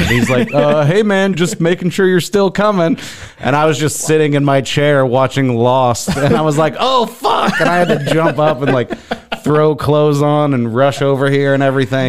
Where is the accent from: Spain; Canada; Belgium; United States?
United States; Missouri; moved away; Missouri originally.